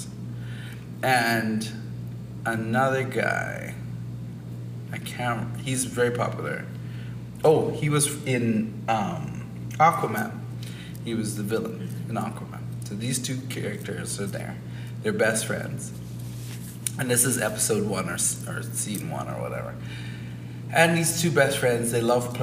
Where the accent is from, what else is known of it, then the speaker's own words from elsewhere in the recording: Canada; We're Canadian, we're Caribbean, we're Black people